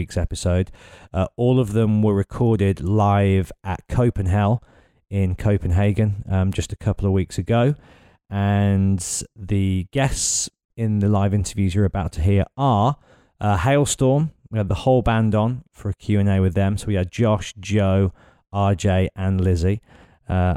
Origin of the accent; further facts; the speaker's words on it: Birmingham, West Midlands, United Kingdom; Birmingham, my hometown